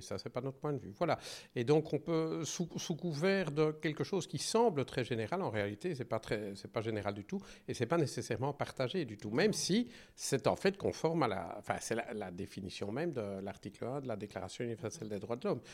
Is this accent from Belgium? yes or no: yes; Belgium; je suis belge